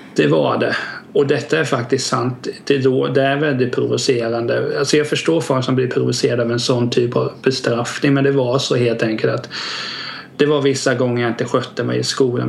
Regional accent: Vena, Kalmar County, Sweden; där jag växte upp i Vena

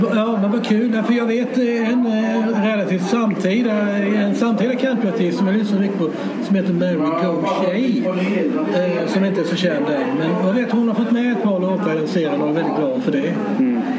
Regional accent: Kristianstad, Skåne, Sweden; Jag kommer från Kristianstad

